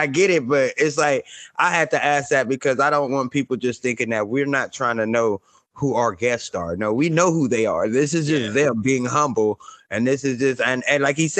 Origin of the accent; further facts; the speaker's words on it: Compton, California, United States; moved away; also born or lived in Mississippi; I grew up in Compton